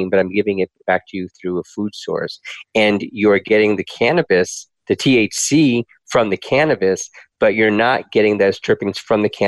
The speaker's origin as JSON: {"language": "English", "region": "California", "country": "United States", "said": "I'm from Marin County, California."}